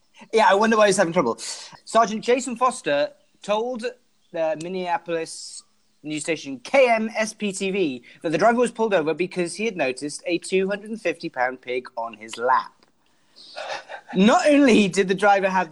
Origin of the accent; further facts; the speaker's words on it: Wales, United Kingdom; moved away as an adult; also a Welsh man, but not in Wales.